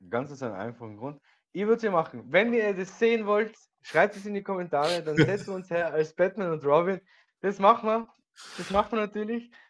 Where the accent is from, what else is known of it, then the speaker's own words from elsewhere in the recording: Austria; wir sind ja Österreicher, das haben wir schon an anderen Tag gesprochen.